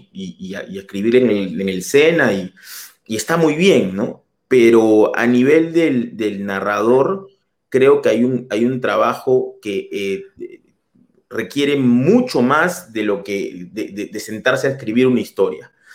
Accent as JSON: {"language": "Spanish", "region": "Lima", "country": "Peru", "tie": "born or raised there", "also_born_or_lived": "Germany", "moved": "as an adult", "lives_now": "Paris, France", "said": "yo soy de, yo soy de Madalena del Mar"}